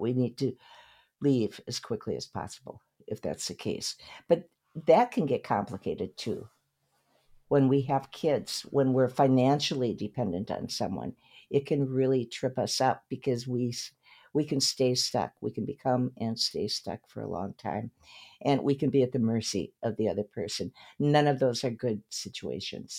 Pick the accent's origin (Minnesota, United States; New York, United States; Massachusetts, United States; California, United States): Minnesota, United States; Saint Paul; now in Malibu, United States; My hometown is Saint Paul, Minnesota